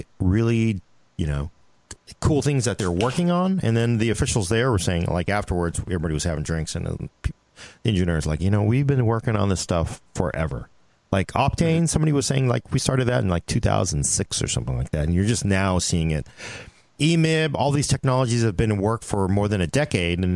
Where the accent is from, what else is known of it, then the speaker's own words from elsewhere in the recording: United States; as an American.